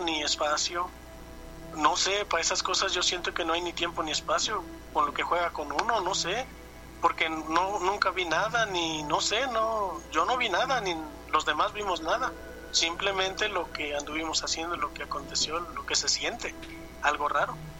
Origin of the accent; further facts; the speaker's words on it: Perote, Veracruz, Mexico; yo soy de Perote, Veracruz